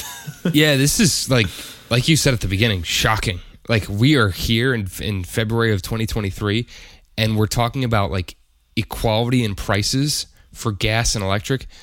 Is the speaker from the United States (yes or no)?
yes; United States; as an American